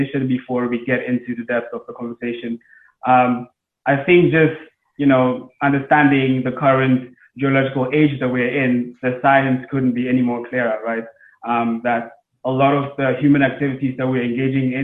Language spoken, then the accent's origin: English; Ghana; now in Geneva, Switzerland; I'm Ghanaian